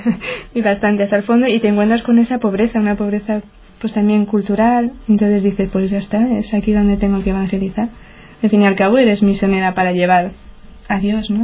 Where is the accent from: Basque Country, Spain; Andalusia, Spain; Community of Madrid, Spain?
Community of Madrid, Spain; Getafe; yo soy de Getafe, pertenece a Madrid